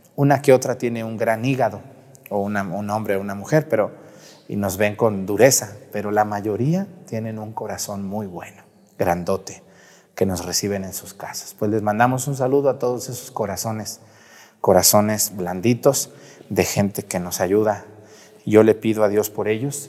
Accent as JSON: {"language": "Spanish", "area": "San Juan de los Lagos", "region": "Los Altos de Jalisco", "country": "Mexico", "tie": "born or raised there", "said": "la diócesis de San Juan de los Lagos, allá en los altos de Jalisco, de donde soy originario"}